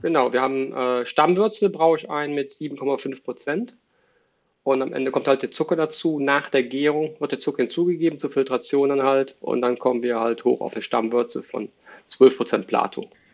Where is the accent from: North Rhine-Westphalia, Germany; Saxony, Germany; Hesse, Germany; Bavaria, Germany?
North Rhine-Westphalia, Germany; Cologne; also born or lived in Dortmund; Ich bin ein Kölsche Jung, also Vater sowieso, Opa, Oma, Generation und darüber